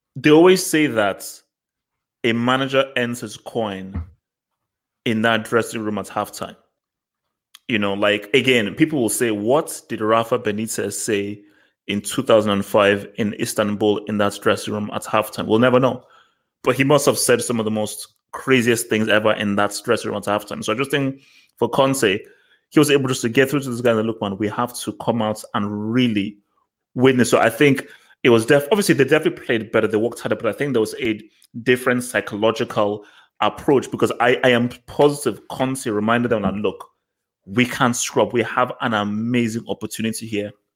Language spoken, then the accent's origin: English; Nigeria; I'm a Nigerian. We are brought up to respect our, el- our, our elders